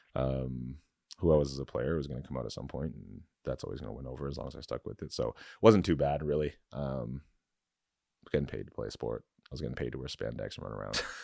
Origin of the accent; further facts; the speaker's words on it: London, Ontario, Canada; I was raised in London